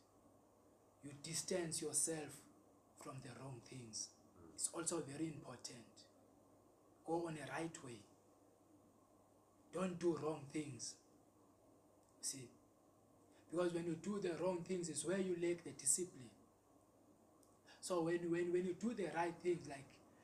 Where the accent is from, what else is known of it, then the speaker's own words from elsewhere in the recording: Eastern Cape, South Africa; I'm from Eastern Cape